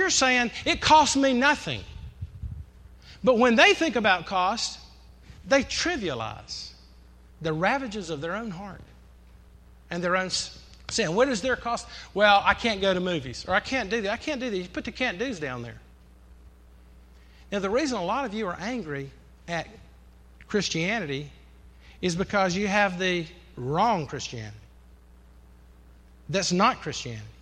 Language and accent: English; the South, Southern United States, United States